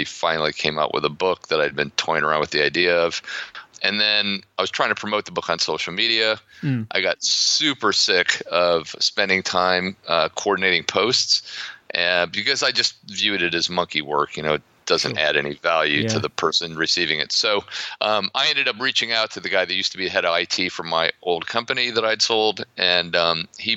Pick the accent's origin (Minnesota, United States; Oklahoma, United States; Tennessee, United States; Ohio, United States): Ohio, United States; accent: American; also born or lived in Florida; now in Poland; I grew up in Ohio, but I've spent most of my life living in the Sun Belt, principally Florida